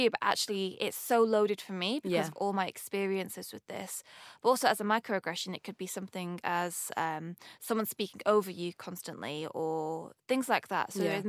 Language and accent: English; Manchester, North West England, United Kingdom; accent: northern; And my accent, I've got it's kind of mellowed out a little bit, but I'm from up north, Manchester.